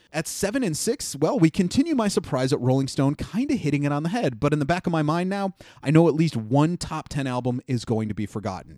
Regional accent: Cleveland, Ohio, United States; My Hometown Underground Heroes

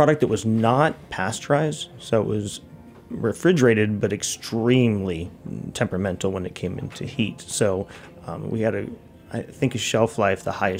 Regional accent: Half Moon Bay, California, United States; moved away; I grew up in Half Moon Bay

